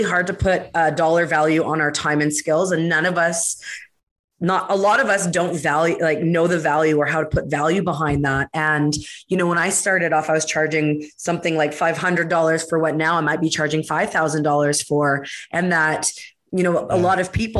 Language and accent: English; Canada; being Canadian